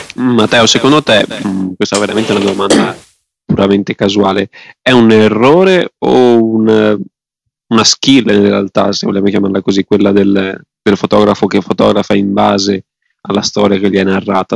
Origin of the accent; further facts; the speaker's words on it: Veneto, Italy; sono veneto